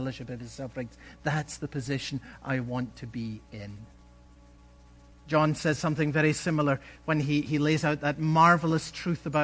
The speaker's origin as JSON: {"language": "English", "region": "Scotland", "country": "United Kingdom", "tie": "born or raised there", "said": "When I was a boy growing up in Scotland"}